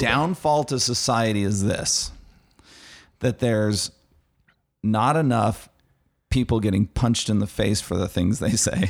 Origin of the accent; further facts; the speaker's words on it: Arizona, United States; I'm from Arizona